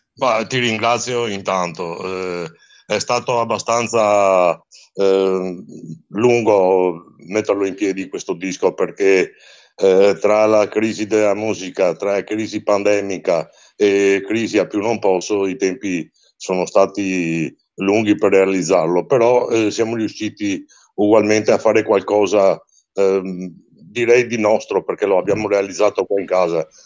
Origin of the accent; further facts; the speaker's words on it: Venice, Veneto, Italy; quando ero ragazzino io a Venezia c'era anche una rassegna chiamata Gondola d'Oro